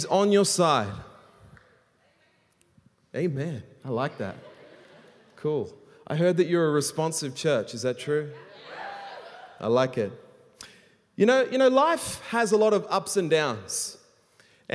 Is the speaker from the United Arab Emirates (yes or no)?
no; Australia; now in Hong Kong; I'm an Australian, and I live in Hong Kong